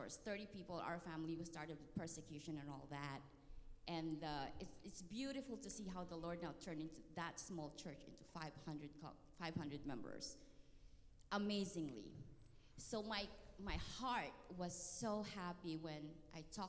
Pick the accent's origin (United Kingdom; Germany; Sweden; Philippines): Philippines; Luzon; now in United States; I'm from Luzon